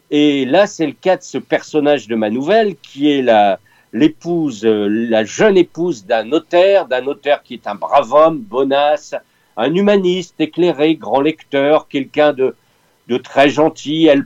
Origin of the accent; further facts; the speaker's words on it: Picardy, Hauts-de-France, France; Je suis Picard, mais je me soigne.